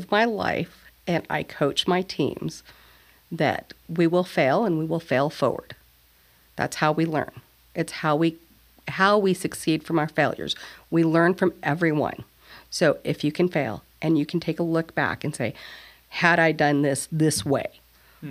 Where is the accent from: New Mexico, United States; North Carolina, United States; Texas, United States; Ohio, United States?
New Mexico, United States; Mesilla Valley; my farmers and my people and everything about my hometown